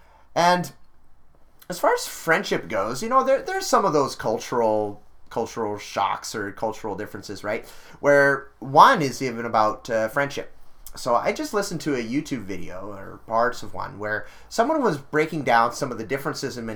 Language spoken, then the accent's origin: English; Canada; I said I was from Canada